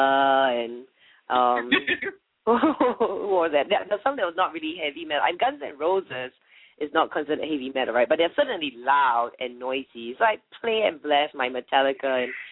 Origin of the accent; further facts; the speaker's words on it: Singapore; moved away as an adult; now in United States; I'm originally from Singapore.